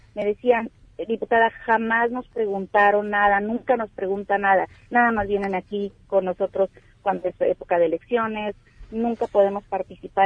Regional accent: Baja California, Mexico; Somos las baja californianas

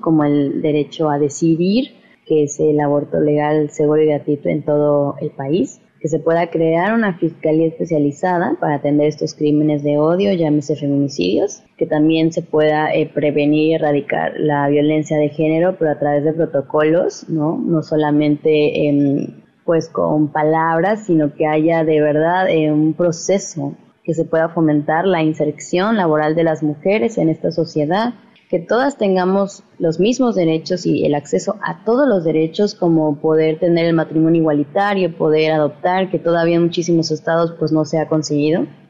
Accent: Veracruz, Mexico; Somos un colectivo veracruzano reciente

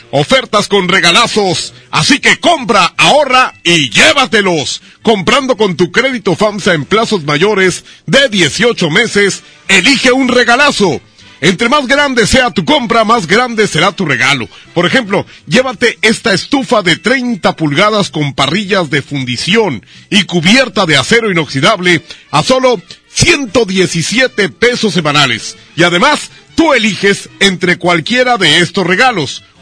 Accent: Zaragoza, Mexico; Sí, soy de Zaragoza. Allá nací.

